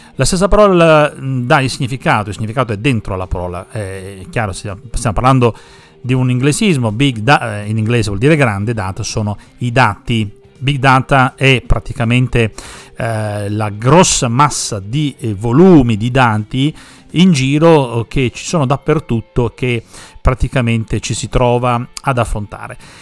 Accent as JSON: {"language": "Italian", "region": "Sicily", "country": "Italy", "moved": "yes", "lives_now": "Parma, Italy", "said": "tanti ragazzi di origine siciliana come me"}